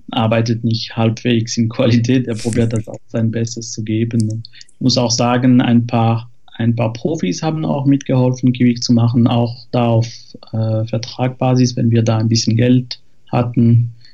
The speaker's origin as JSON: {"language": "German", "country": "France", "second_language": "German", "lives_now": "Zurich, Switzerland", "said": "ich bin Franzose, wohne aber in der Schweiz seit zehn Jahren in Zürich."}